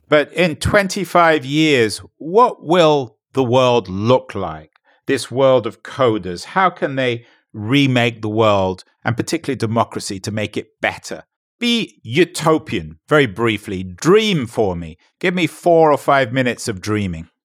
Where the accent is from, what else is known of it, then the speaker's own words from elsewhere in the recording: England, United Kingdom; I'm an Englishman